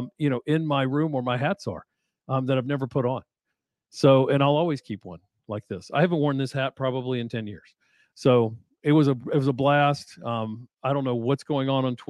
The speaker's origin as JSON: {"language": "English", "area": "the Valley", "region": "Virginia", "country": "United States", "tie": "born or raised there", "said": "when I was growing up in the Valley"}